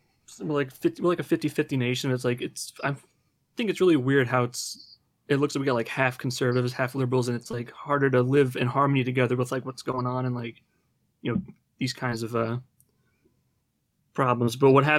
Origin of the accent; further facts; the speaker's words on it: New Jersey, United States; Like, I'm not even from California. I'm from New Jersey, but I'm interested in it.